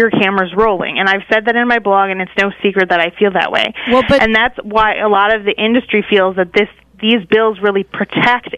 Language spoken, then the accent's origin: English; Wisconsin, United States; moved away as an adult; now in Washington, D.C., United States; I grew up in Wisconsin, but I came out here to D.C. for college